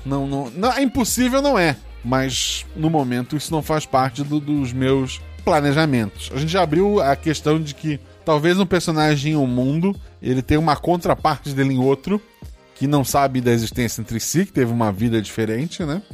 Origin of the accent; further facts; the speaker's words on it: Florianópolis, Santa Catarina, Brazil; eu nasci em Floripa